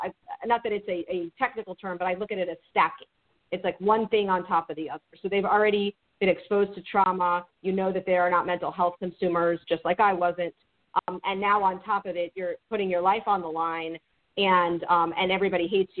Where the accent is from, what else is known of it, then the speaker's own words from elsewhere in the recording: Miami, Florida, United States; I grew up in Miami in a very diverse area.